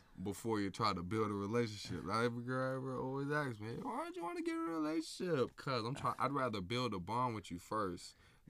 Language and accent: English; Florida, United States; I'm from Florida, we got the sun rail down here.